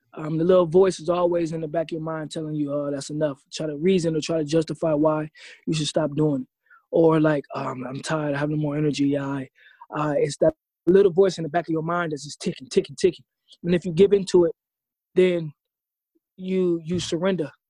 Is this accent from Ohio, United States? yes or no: yes; Ohio, United States; moved away as an adult; also born or lived in Austin, Texas; I grew up in Ohio